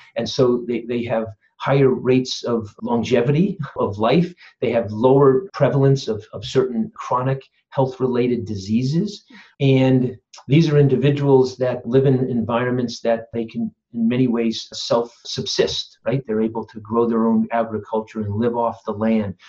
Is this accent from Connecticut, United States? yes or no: yes; Simsbury, Connecticut, United States; also born or lived in Phoenix, Arizona / Saratoga Springs, New York; I grew up in Connecticut, actually, where I am right now. So, this is pretty cool. Simsbury, Connecticut